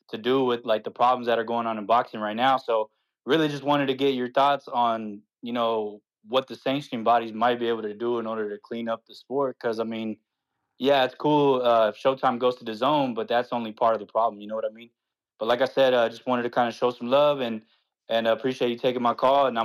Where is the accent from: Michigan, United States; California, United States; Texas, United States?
Texas, United States; Austin; I'm from Austin, uh, Austin, Texas.